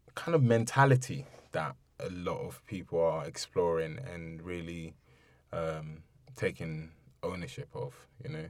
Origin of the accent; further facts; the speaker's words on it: London, United Kingdom; also born or lived in Ibadan, Nigeria; growing up in Bermondsey um, going to school